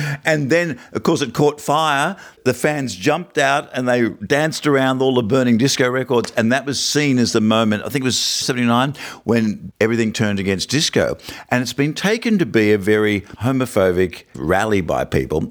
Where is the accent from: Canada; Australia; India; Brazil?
Australia; We're Australian.